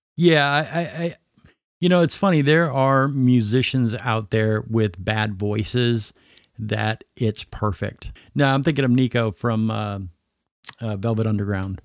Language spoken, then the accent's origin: English; Minnesota, United States; moved away; just north of Minneapolis, one of the suburbs